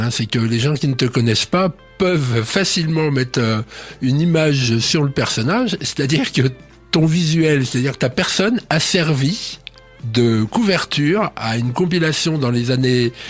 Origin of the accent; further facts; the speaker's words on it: Switzerland; mais moi, je suis un Suisse qui parle beaucoup